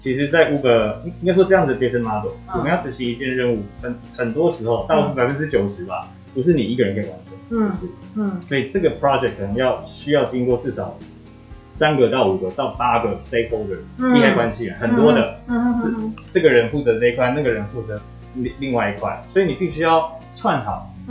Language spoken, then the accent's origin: Chinese; Taiwan; 这也是我觉得我们台湾人才连我自己都获益良多的部分。